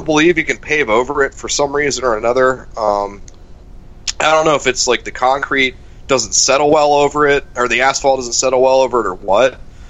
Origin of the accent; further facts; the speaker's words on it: Ashtabula, Ohio, United States; moved away; I'm from Ashtabula, which has like a pretty big train hub.